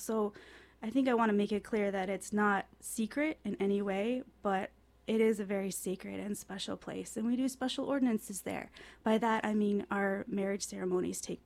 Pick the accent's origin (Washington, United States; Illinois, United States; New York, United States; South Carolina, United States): Illinois, United States; Chicago; moved away; when I was a kid, I grew up in Chicago